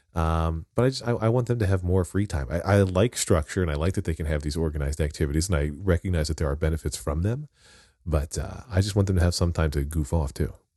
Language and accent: English; Wyomissing, Pennsylvania, United States; I grew up in Wyomissing, Pennsylvania